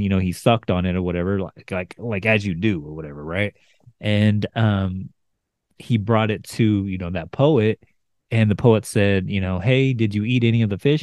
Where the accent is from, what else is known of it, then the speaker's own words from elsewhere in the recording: United States; I being an American